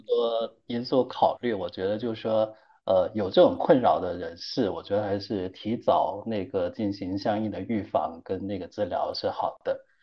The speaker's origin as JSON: {"language": "Chinese", "region": "Guangdong", "country": "China", "said": "我们广东，我是广东人"}